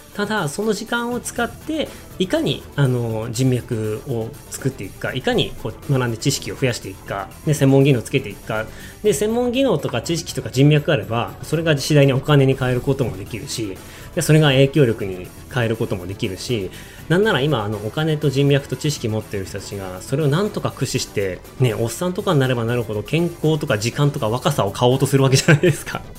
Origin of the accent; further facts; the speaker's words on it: Hokkaido, Japan; moved away; also born or lived in China; 北海道を離れてみたら北海道の良さ気づきます